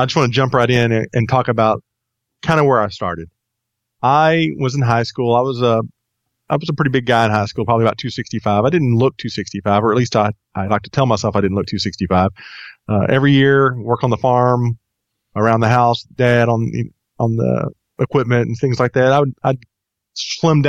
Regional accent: Texas, United States; moved away as an adult; now in Atlanta, United States; I grew up in Texas, lived there until about 4 years ago

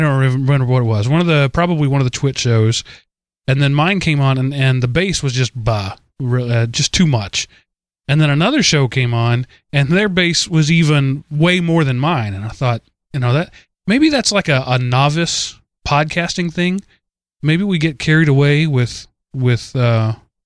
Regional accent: the South, United States; accent: southern; my southern accent

